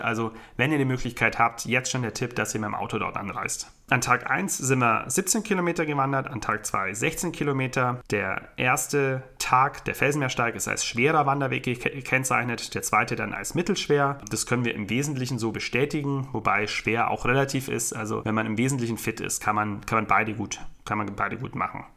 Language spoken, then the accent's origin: German; Ravensburg, Baden-Württemberg, Germany; bei uns in meiner Heimat in Ravensburg.